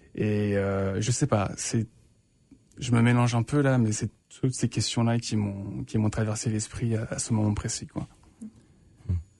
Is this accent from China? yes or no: no; France; moved away as an adult; now in Winnipeg, Canada; je suis français